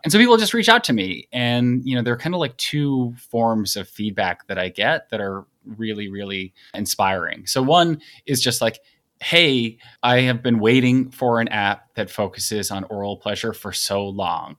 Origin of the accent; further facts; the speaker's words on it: Long Island, New York, United States; I grew up on Long Island and live in New York City, where I've lived for fifteen and a half years